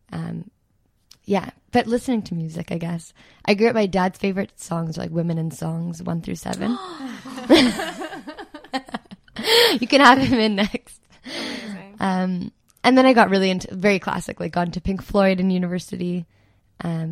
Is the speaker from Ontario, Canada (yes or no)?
yes; Toronto, Ontario, Canada; also born or lived in Montreal / Halifax; Grew up, like born and raised Toronto